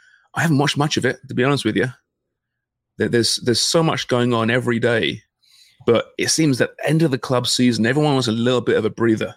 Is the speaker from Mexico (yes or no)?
no; Canada; as a Canadian fan and, you know, laboring through this era and this frustration off the field with all the issues